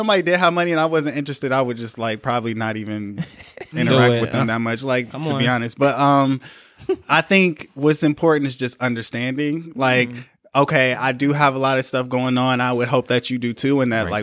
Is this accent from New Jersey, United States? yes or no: no; Flint, Michigan, United States; I'm from Flint, Michigan